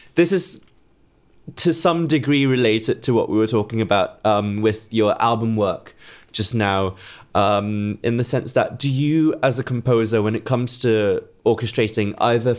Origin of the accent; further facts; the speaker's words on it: Singapore; now in England; I was born in Singapore, but of course now I'm in England